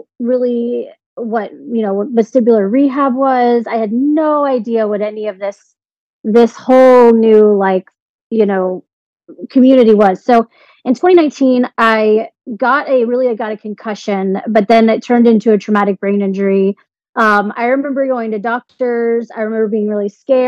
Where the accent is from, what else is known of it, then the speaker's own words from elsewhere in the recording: Edmond, Oklahoma, United States; moved away as an adult; now in Florida, United States; I'm originally from Edmond, Oklahoma, which is like a very small town. And I moved down to Florida to work for Walt Disney World.